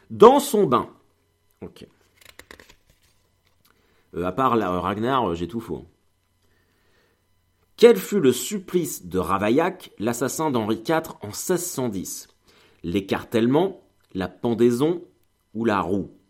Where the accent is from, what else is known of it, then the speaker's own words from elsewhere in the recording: Normandy, France; Ah, moi, je suis un viking. Je veux dire, euh, je suis de Normandie.